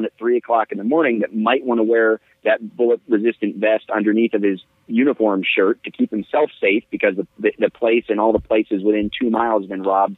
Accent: New Jersey, United States; born there; Although I was born in New Jersey, it would make sense.

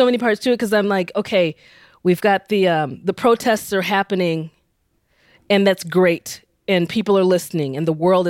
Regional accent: United States; me being Nigerian American, so I'm like, I'm an outsider. I know that. I'm an outsider insider.

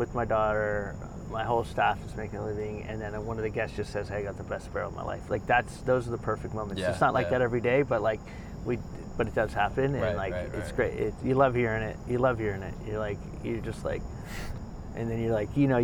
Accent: Miami, Florida, United States; moved away; I'm from Miami

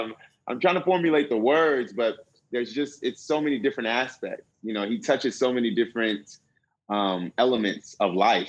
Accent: West Coast, United States; because one, I grew up on the West Coast. So by slang, I'm already removed from that slang.

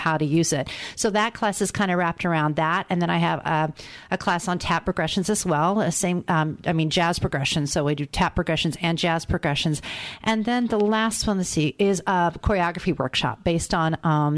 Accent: Indianapolis, Indiana, United States; I'm from Indianapolis, Indiana

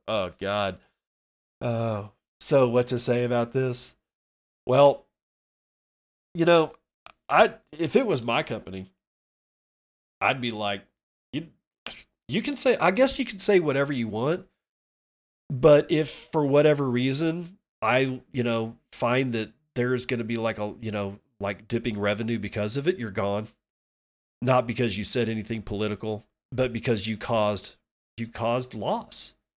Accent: United States; as an American

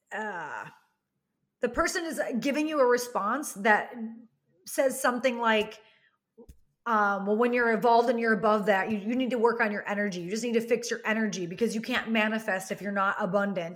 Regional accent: Wisconsin, United States; I come from Wisconsin, which is the cheese curd and cheese capital of, like, the world

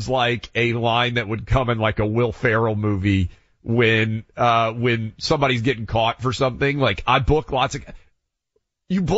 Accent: Tennessee, United States; Tennessee, my home state

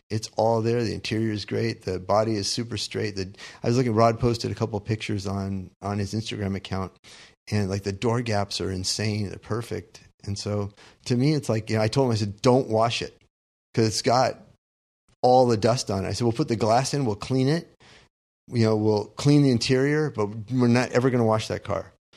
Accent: Southern California, United States; growing up in Southern California

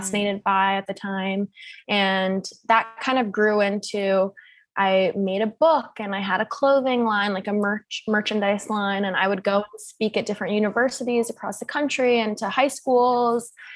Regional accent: Seattle, Washington, United States; moved away as an adult; now in New York, United States; I'm actually originally from Seattle, Washington

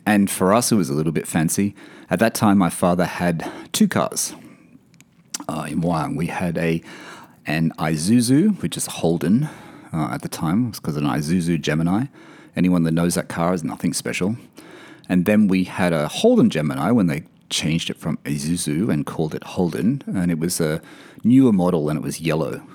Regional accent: Wyong, New South Wales, Australia; born or raised there; also born or lived in Sydney / Blayney / Elizabeth Bay, Sydney

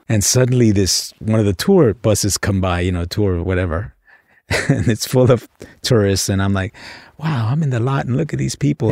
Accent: Los Angeles, California, United States; I grew up in South Central L

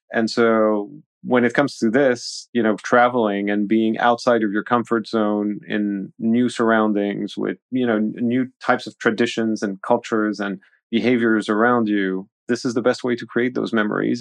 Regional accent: Switzerland; also born or lived in Paris, France; being in Paris at an early age and then moving to Switzerland when, you know, the socialists came to power in France in the eighties

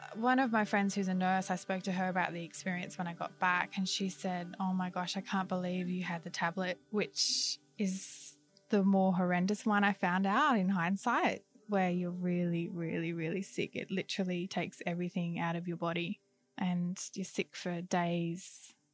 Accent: Australia; moved away as an adult; back to Australia, my hometown at my parents' place

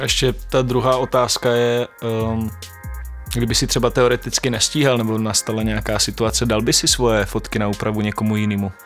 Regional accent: Šumperk, Olomouc Region, Czechia; já pocházím ze Šumperka

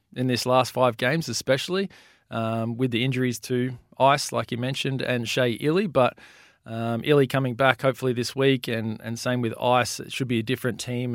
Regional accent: Melbourne, Victoria, Australia; I grew up in Melbourne and, and played junior

